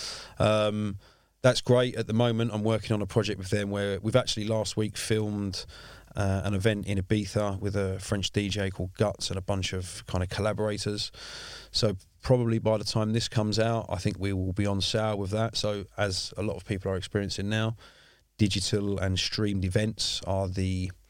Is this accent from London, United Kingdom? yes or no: yes; London, United Kingdom; I mean, I grew up in South East London. I've lived here all my life.